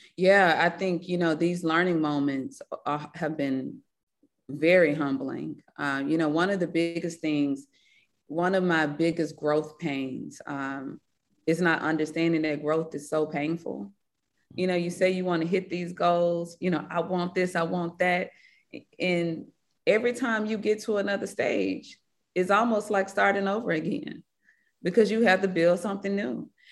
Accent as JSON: {"language": "English", "town": "Batesville", "region": "Mississippi", "country": "United States", "tie": "born or raised there", "also_born_or_lived": "Marks, Mississippi", "accent": "Mississippi", "moved": "yes", "lives_now": "Atlanta, United States", "said": "the life I, you know, had growing up in Batesville, Mississippi"}